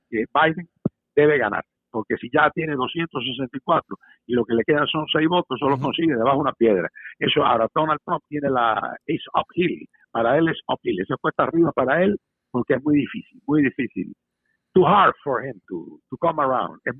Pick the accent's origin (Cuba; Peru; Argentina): Cuba; now in United States; como buen americano que soy, porque somos, somos cubanos, somos puertorriqueños y somos americanos